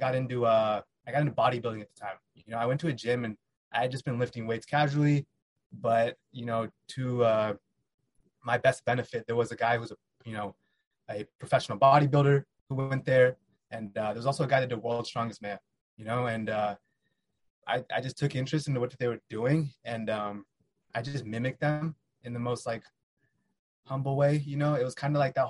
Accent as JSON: {"language": "English", "town": "Fairfax", "region": "Virginia", "country": "United States", "tie": "born or raised there", "moved": "yes", "lives_now": "San Ramon, United States", "said": "I was born in Virginia, Fairfax, Virginia."}